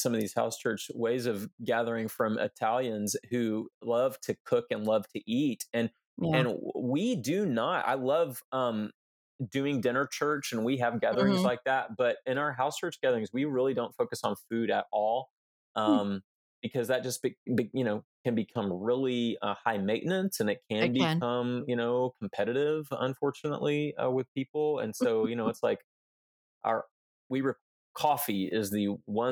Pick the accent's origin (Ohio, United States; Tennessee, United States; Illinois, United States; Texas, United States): Texas, United States; Houston; We grew up in Houston